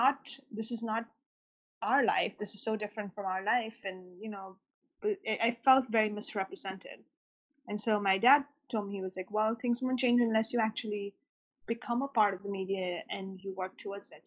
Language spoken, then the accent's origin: English; Mumbai, Maharashtra, India; now in United States; I actually grew up in Mumbai in India